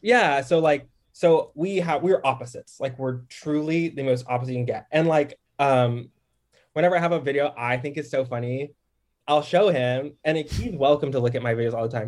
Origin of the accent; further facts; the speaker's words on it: Dallas, Texas, United States; also born or lived in Harlem, New York; now in Brooklyn, United States; I'm from D F W, like Dallas.